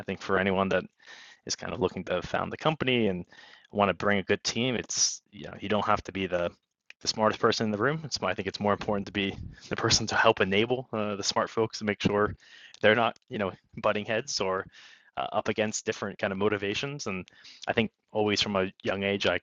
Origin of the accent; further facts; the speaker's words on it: Bethlehem, Pennsylvania, United States; now in New York City, United States; I grew up in, anyone knows Bethlehem, Pennsylvania, I'll shout out there for it, but not too far away from where I am here in the New York City, in kind of Lehigh Valley area of Pennsylvania